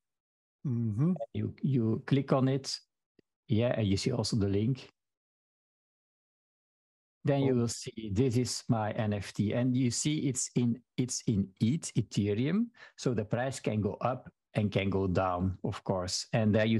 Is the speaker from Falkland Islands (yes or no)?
no; Belgium; first language Dutch (Flemish); English is a second language; I am from Belgium, but in Belgium, we speak different languages. So my native language is Dutch or Flemish